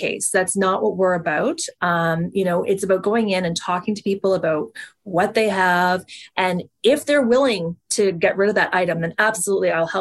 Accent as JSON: {"language": "English", "area": "East Coast", "region": "Atlantic Canada", "country": "Canada", "moved": "as an adult", "lives_now": "Toronto, Canada", "said": "I'm originally from the East Coast"}